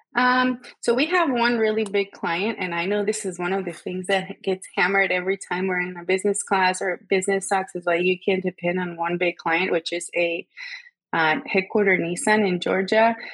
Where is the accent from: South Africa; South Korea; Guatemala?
Guatemala; moved away as an adult; also born or lived in Savannah; I am from Guatemala. I was born and raised there.